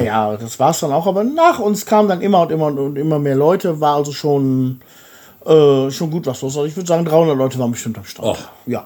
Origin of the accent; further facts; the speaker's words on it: Germany; moved away as an adult; now in Bulgaria; als Deutscher